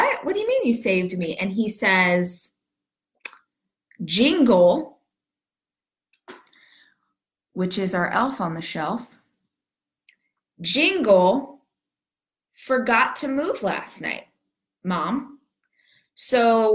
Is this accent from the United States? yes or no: yes; Southern California, United States; now in Texas, United States; I am born and raised in Southern California